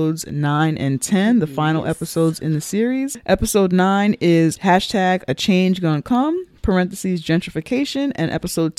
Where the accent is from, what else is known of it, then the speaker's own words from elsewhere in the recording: New York City, New York, United States; we are from the Bronx